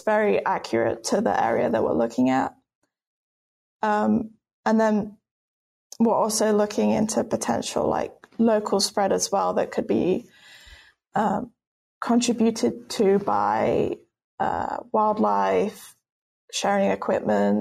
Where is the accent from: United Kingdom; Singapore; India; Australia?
United Kingdom; moved away as an adult; now in United States; As you can tell from my accent, I'm not from the US. I'm actually British.